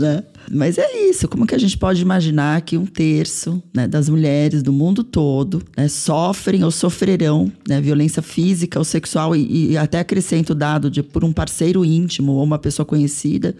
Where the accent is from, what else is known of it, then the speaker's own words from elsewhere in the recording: São Paulo, Brazil; sou mulher brasileira, nasci em São Paulo